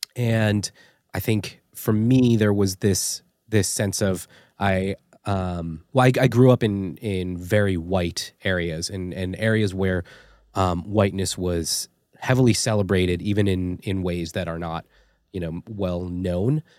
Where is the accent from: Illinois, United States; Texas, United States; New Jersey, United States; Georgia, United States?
New Jersey, United States; East Rutherford; also born or lived in South Carolina; I was born in a town called East Rutherford, New Jersey